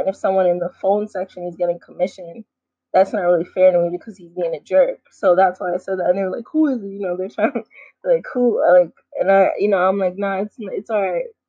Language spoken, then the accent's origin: English; New York City, New York, United States; growing up in New York City